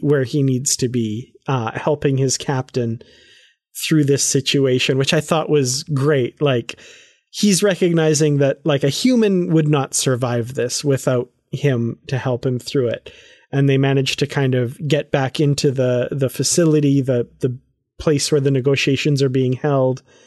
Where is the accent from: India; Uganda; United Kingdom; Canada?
Canada; I'm from Canada